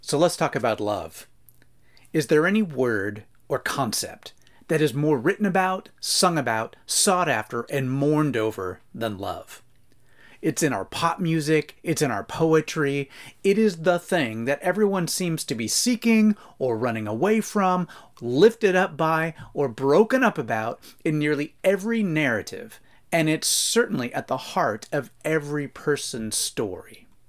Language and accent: English; United States; American Christian readers